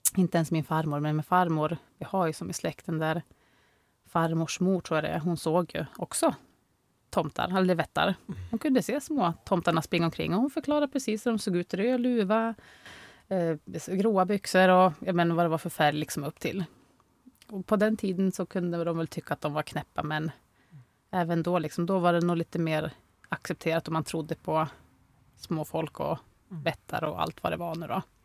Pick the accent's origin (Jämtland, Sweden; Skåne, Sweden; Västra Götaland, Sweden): Jämtland, Sweden; Norrviken; also born or lived in Östersund; vi är uppvuxna i Norrviken